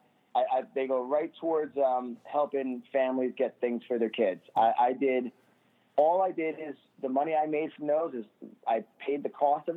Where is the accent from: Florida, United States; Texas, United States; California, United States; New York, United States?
New York, United States; New York City; I'm from Staten Island